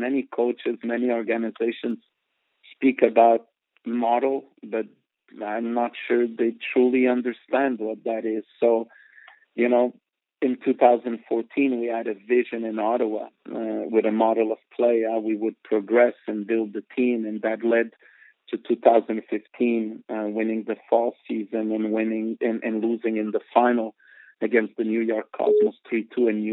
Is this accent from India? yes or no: no; Portugal; also born or lived in Montreal, Canada / South Africa / Mozambique; now in Los Angeles, United States; I grew up in Portugal. But the truth is that I'm born in Montreal, Canada